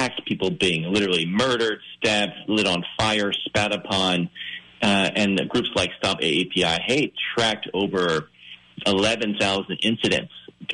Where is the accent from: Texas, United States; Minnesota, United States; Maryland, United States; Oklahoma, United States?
Maryland, United States; Baltimore; I'm really from Baltimore